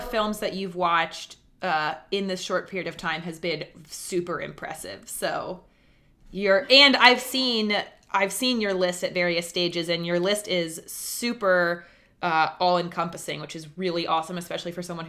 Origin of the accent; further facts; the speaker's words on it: East Coast, United States; now in Kansas City, United States; I grew up on the East Coast